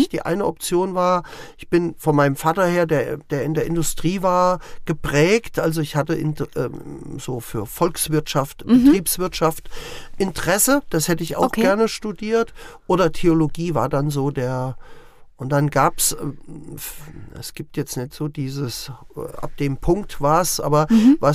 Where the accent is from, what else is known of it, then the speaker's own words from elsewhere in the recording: Bad Hersfeld, Hesse, Germany; also born or lived in Butzbach; Ich bin selber in der Wetterau in Butzbach geboren ähm, und bin über Umwege durch den Vogelsberg in Bad Hersfeld groß geworden. Also wenn man mich fragt, wo ist deine